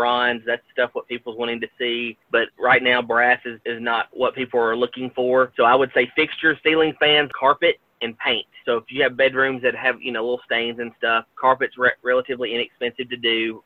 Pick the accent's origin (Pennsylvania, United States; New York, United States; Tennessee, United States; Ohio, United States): Tennessee, United States; Gallatin; I absolutely love working in my home county, in my hometown of Gallatin.